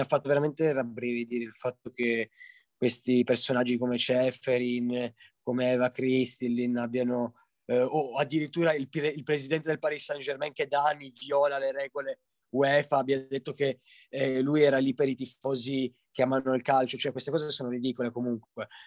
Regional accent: Turin, Piedmont, Italy; io poi sono di Torino

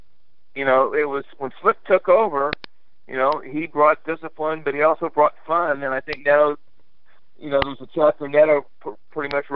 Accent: Indianapolis, Indiana, United States; we grew up in Indianapolis

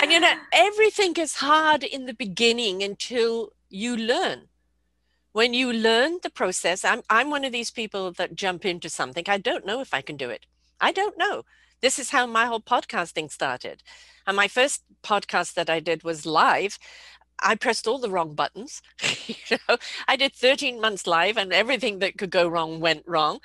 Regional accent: United Kingdom; moved away as an adult; I'm born British.

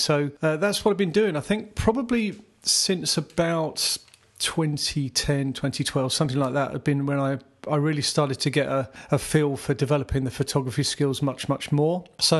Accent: South East England, United Kingdom; now in Croydon, United Kingdom; I was born in Surrey, southeast England. I currently live in Croydon. Actually been in the area for most of my life, mid-50s.

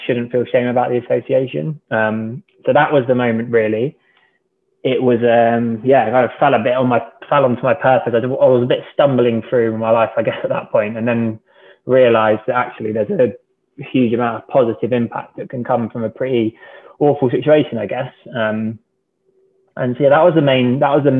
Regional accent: Cornwall, South West England, United Kingdom; Growing up in Cornwall

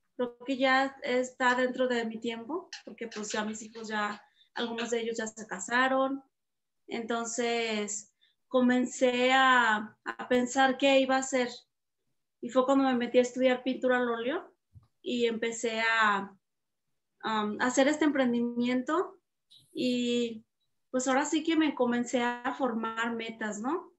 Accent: Atotonilco el Alto, Jalisco, Mexico; de Atotonilco, de mi pueblo

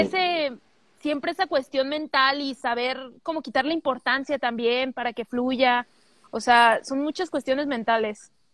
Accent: Guadalajara, Jalisco, Mexico; soy de Guadalajara

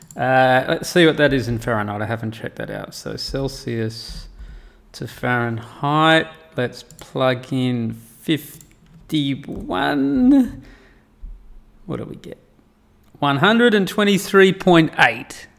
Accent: Perth, Western Australia, Australia; moved away as an adult; now in Saudi Arabia; I grew up in Perth in Western Australia

